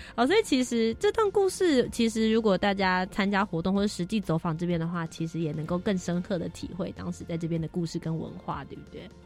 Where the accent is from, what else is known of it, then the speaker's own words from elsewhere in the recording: Taipei, Taiwan; also born or lived in Kaohsiung; 我是高雄出生，然后后来到台北这边来长大工作的